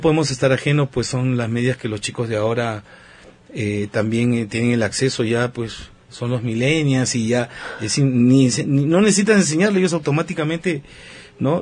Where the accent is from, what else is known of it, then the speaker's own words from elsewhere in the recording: Peru; soy peruano, por el lado de mi mamá tengo la ascendencia de Okinawa, Japón